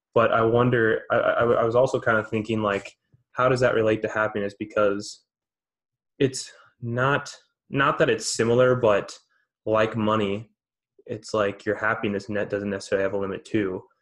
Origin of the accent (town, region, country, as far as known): United States